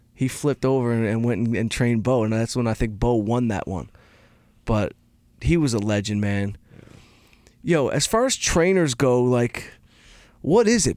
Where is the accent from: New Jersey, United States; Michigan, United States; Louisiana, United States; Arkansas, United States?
Michigan, United States; Detroit; I'm from Detroit